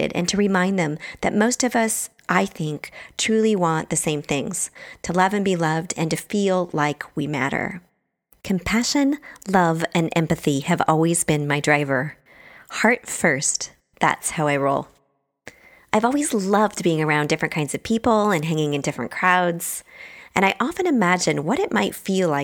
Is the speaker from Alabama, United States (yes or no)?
no; Bremerton, Washington, United States; also born or lived in Truckee, California; now in San Francisco, United States; So I grew up in Bremerton, Washington, which is across the water from Seattle. I'm pretty much a Pacific Northwest girl at heart.